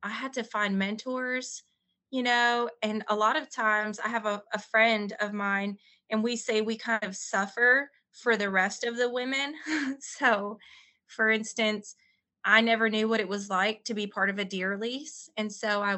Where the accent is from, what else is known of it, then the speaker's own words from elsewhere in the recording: New York, United States; now in Arkansas, United States; I'm a female. I'm from New York